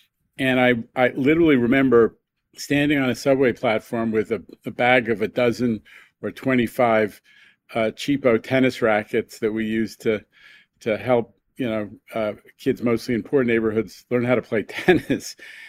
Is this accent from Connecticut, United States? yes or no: no; New York, United States; we had an amazing childhood and adolescence because of the independence that you have growing up in New York.